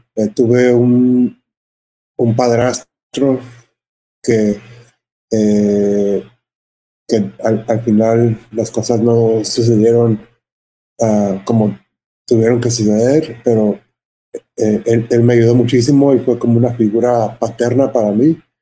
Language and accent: Spanish; Los Angeles, California, United States; yo creciendo en Los Ángeles